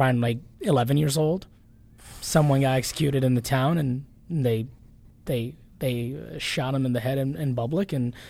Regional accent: Baghdad, Baghdad Governorate, Iraq; Yes, I was. Born and raised in Baghdad, Iraq.

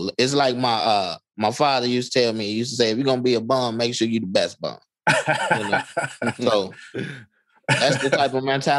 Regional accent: Inglewood, California, United States; You know, one thing about growing up in Inglewood is, of course, you wish things were perfect in the way they should be.

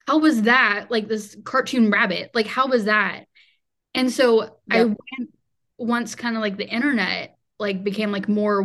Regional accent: the South, United States; also born or lived in Charlotte, North Carolina; growing up in the South

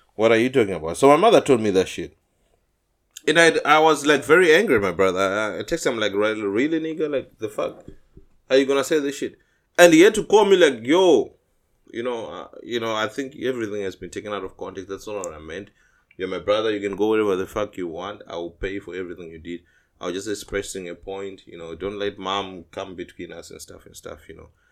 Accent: Zimbabwe; moved away as an adult; I'm from Zim, as you know, Zimbabwe.

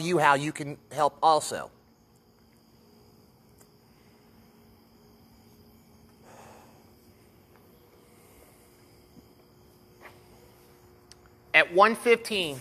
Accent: Olathe, Kansas, United States; here in Olathe, Kansas, in my hometown.

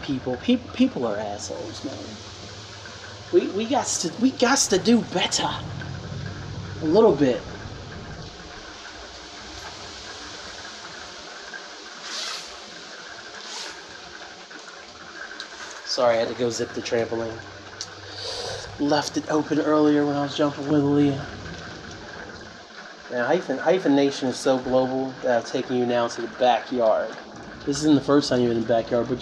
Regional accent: Winchester, Virginia, United States; I was born in Winchester, Virginia. It's a city, but it wasn't the city, you know, it wasn't the mean streets, nothing like that. Had a great childhood

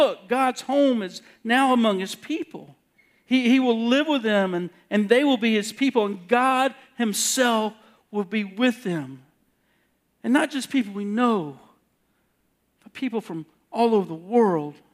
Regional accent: South Carolina, United States; moved away; I'm from South Carolina

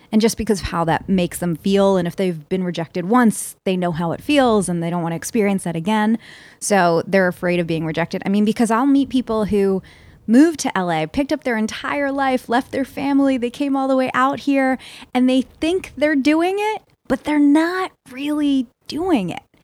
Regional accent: Philadelphia, Pennsylvania, United States; I'm from Philly

